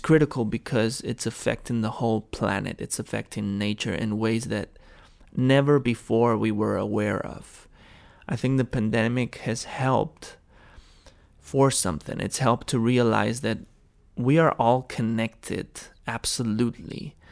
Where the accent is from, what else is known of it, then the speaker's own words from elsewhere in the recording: Barcelona, Catalonia, Spain; I came back home to Barcelona